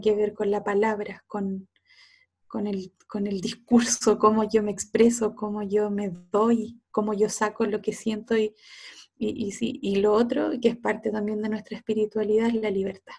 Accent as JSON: {"language": "Spanish", "town": "Cauquenes", "region": "Maule", "country": "Chile", "said": "yo soy de cauquenes"}